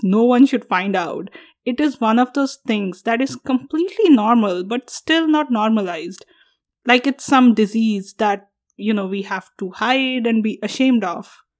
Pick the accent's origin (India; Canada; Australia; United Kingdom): India; moved away as an adult; now in United States; When I go to India, I'm not Indian enough